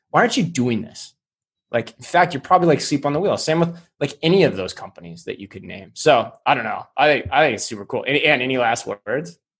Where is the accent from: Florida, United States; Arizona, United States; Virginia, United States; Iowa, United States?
Arizona, United States; Tempe; my hometown of Tempe